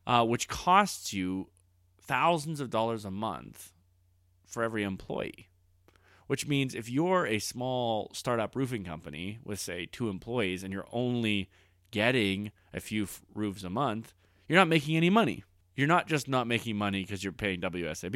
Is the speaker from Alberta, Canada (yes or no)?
yes; Alberta, Canada; we're, uh, living in Alberta right now, and I was raised in Alberta. Like, I grew up with guys who knew guys who died on the rigs